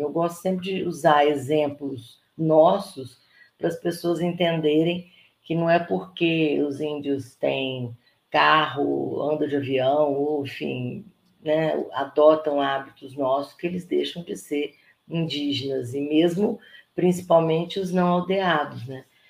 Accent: Brazil; nós deixamos de ser brasileiros

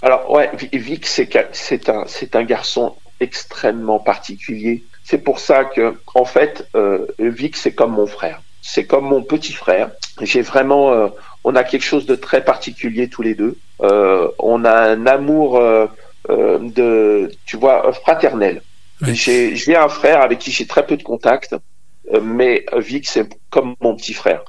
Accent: Côte d’Ivoire; moved away as an adult; also born or lived in Burkina Faso / Savoie, France; now in France; je suis né exactement au Burkina Faso, et j'ai vécu 20 ans en Côte d'Ivoire

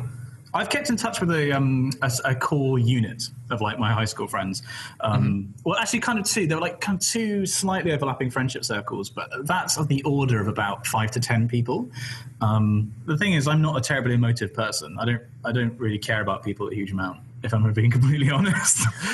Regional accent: South West England, United Kingdom; I called it the Facebook because I'm from the West Country and English isn't like my first language.

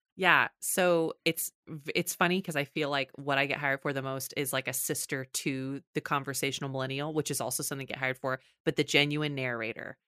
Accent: Texas, United States; I'm from Texas

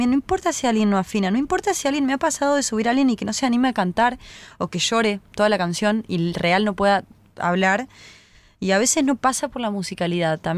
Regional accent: Córdoba, Argentina; y vinimos desde Córdoba, y es como mi pandilla, parte de mi pandilla.

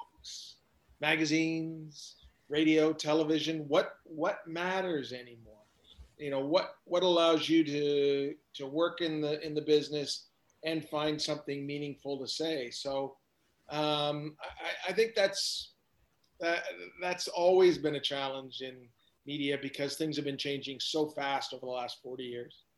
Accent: Hamilton, Ontario, Canada; when I grew up in Hamilton

